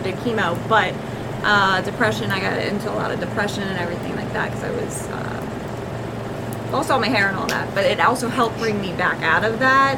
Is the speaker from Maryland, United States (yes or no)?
yes; Baltimore County, Maryland, United States; I grew up in Baltimore County.